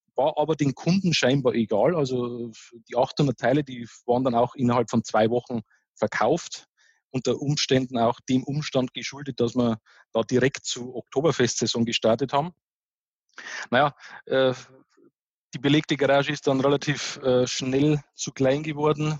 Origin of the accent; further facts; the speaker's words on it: Bavaria, Germany; accent: Bavarian dialect; du hörst das ja ein bisschen an meinem, an meinem Dialekt, ich bin bayerischer Typ